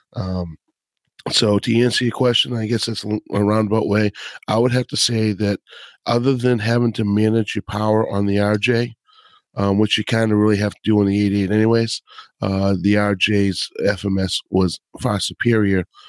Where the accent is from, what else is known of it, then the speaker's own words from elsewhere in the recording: Boston, Massachusetts, United States; accent: Boston; my Boston accent